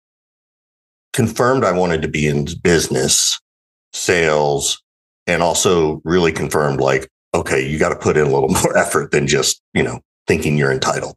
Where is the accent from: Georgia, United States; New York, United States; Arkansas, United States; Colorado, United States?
Georgia, United States; Macon; moved away as an adult; also born or lived in Arizona / Denver / Cleveland; now in San Francisco, United States; I grew up in Macon, Georgia